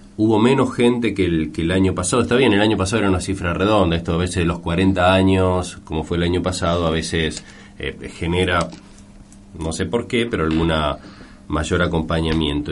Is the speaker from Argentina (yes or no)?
yes; Argentina; como argentino